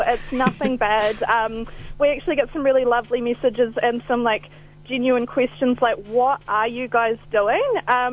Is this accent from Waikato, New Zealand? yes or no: no; Southland, New Zealand; now in Christchurch, New Zealand; I'm from Southland, but I have lived here for a few years